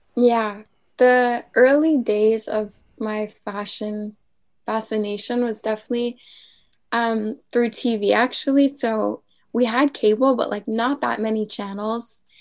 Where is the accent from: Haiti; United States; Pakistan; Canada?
Canada; a small town off the island of Montreal, Quebec; now in Montreal, Canada; I grew up in a very small town off the island of Montreal